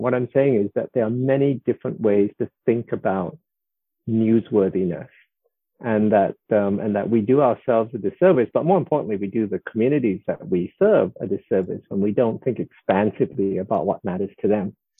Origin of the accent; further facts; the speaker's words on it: Singapore; I was born in 1961 in Singapore, which was still a British colony